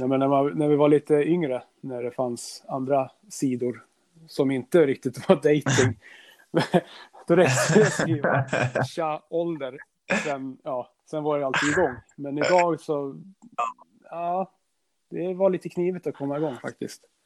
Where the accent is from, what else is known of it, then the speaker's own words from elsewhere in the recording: Norrland, Sweden; där vi är ifrån